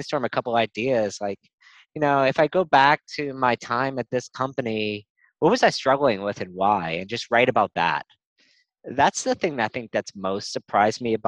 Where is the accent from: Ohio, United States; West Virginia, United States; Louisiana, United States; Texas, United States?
Louisiana, United States; New Orleans; moved away; also born or lived in North Carolina / New York City; I grew up in New Orleans